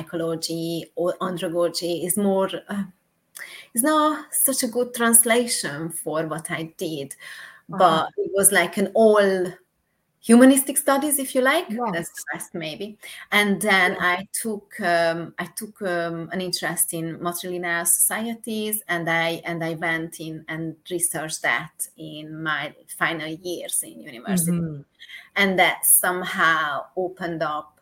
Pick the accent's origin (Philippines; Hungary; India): Hungary; moved away as an adult; now in Bournemouth, United Kingdom; I was born in Hungary and I moved to the UK in 2009. And here I am living in Bournemouth